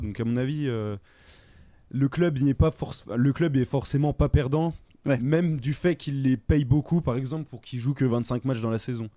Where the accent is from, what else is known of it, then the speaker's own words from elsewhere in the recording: France; chez nous en France